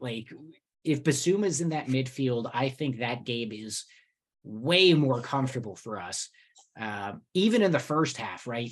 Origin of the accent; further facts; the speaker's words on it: New Jersey, United States; I grew up in Jersey